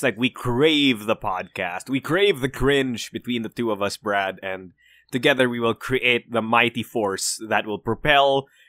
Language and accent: English; Philippines; I am Filipino